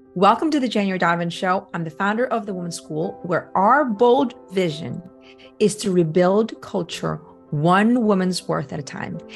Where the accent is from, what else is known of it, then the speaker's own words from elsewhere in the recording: Philippines; now in United States; I grew up in the Philippines